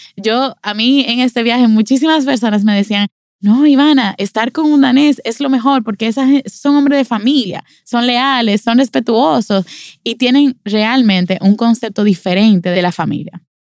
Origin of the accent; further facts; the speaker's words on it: Dominican Republic; a nosotros, como dominicanos